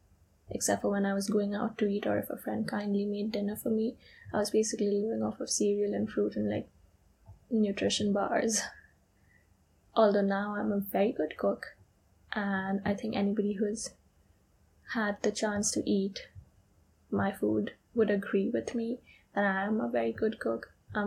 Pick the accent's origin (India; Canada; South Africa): India; English is a second language; also born or lived in United Kingdom; I am from India, but I've also lived in the UK in my recent past. And I'm actually currently in the process of moving back there.